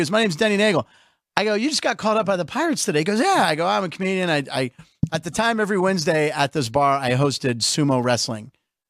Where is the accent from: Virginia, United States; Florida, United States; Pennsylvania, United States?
Pennsylvania, United States; Pittsburgh; moved away; Pittsburgh, my hometown